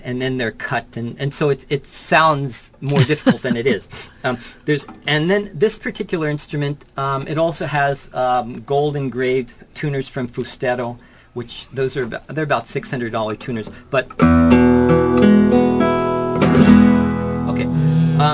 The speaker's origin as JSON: {"language": "English", "area": "Anaheim / Corona del Mar", "region": "California", "country": "United States", "tie": "born or raised there", "also_born_or_lived": "New Jersey / Santa Barbara, California", "said": "I was born in New Jersey, but we came to California in 1962, and we lived in Anaheim a few years. I went to school there, and then I went to Corona del Mar, and I graduated there"}